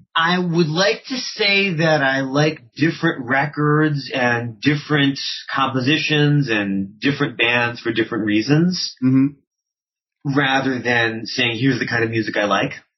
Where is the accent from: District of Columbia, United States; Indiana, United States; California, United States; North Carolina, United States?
District of Columbia, United States; Washington; also born or lived in Baltimore, Maryland / Montgomery County, Maryland; I was born in Baltimore. I grew up in and around Washington D.C. in Montgomery County, Maryland, and then in D.C. itself.